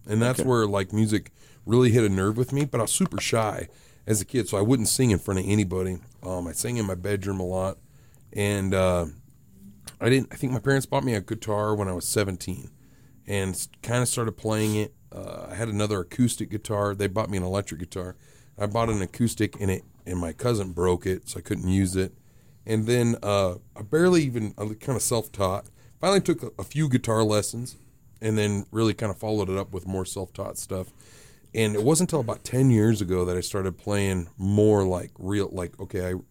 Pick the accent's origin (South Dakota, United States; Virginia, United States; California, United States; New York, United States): South Dakota, United States; the way I was raised, people I was around, my accent, how things come out, the South Dakotan in me